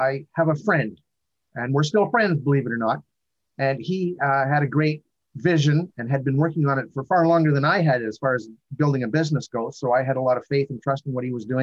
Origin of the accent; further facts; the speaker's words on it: Northern Ontario, Canada; I've come from a background of a small town boy growing up in Northern Ontario